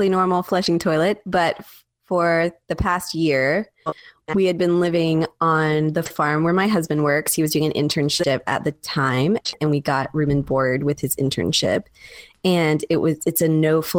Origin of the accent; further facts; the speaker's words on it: Tallahassee, Florida, United States; now in Waco, United States; I'm from Tallahassee